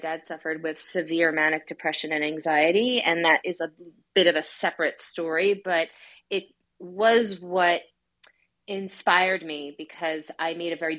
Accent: New York, United States; I'm from New York, and growing up there was a very like intense lifestyle

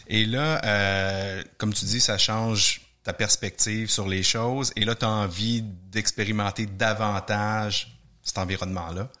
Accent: Quebec, Canada; chez nous au Québec

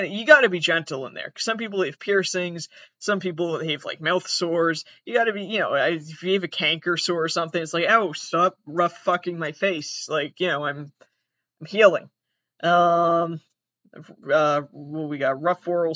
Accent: Massachusetts, United States; I'm from Massachusetts. Here we call it soccer

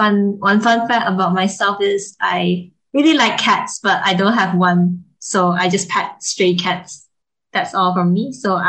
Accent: Kuala Lumpur, Malaysia; now in Nottingham, United Kingdom; And for my primary secondary school, I studied in KL, nothing special.

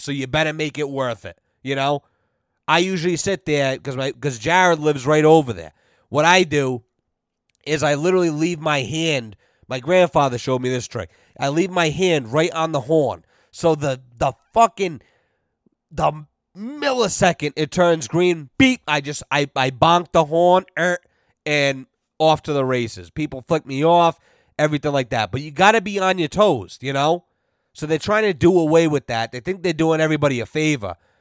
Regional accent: United States; I'm an American

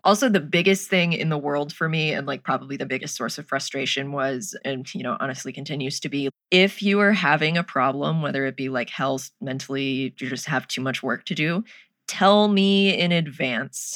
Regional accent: United States; Being an American

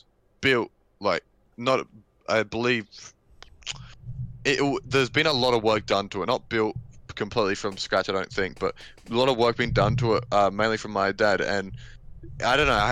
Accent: Australia; I was born in Australia

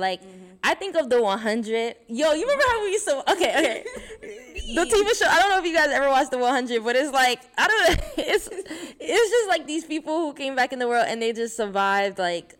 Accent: New York City, New York, United States; me and Giovanna, we were born and raised in Brooklyn, right? But I lived I still lived on East Flatbush, guys.

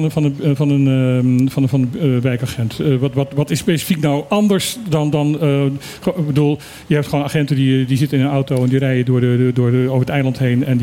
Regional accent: Utrecht, Netherlands; now in Bonaire; ik ben geboren Utrechter.

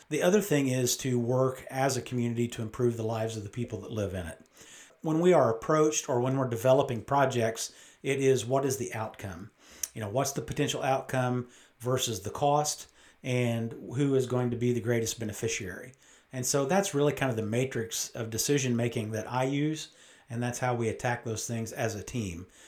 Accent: United States; born or raised there; also born or lived in Great Falls, Montana

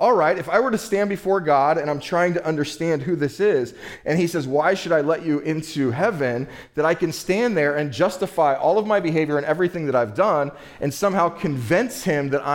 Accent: United States; growing up in the United States of America as a human being, a male

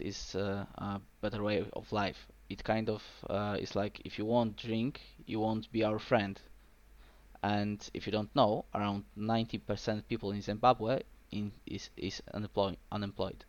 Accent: Poland; I'm from Poland

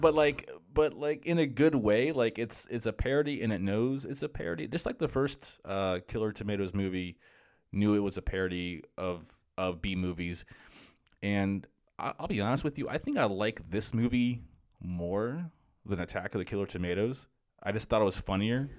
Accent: Florida, United States; so I grew up in Florida, and where I live, where I grew up in Florida

